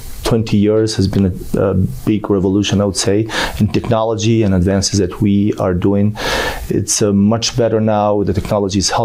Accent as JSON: {"language": "English", "country": "Albania", "also_born_or_lived": "Paris / New York", "moved": "as an adult", "lives_now": "United States", "said": "I'm from Albania. I did my medical school in Albania"}